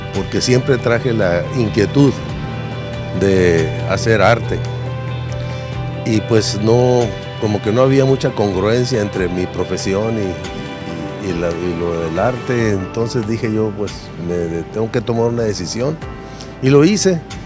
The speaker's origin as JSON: {"language": "Spanish", "town": "Ciudad Obregón", "region": "Sonora", "country": "Mexico", "also_born_or_lived": "New York", "said": "muy orgulloso de Obregón, Sonora"}